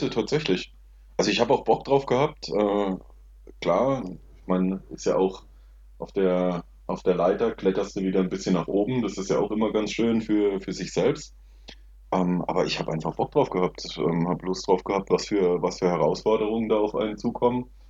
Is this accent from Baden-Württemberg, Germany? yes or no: yes; Rauenberg, Baden-Württemberg, Germany; also born or lived in Wiesenbach; wir sind aber dann relativ schnell nach Rauenberg gezogen und äh, das war dann auch sofort eigentlich meine Heimat. Ja, und da eine sehr idyllische, schöne Kindheit erlebt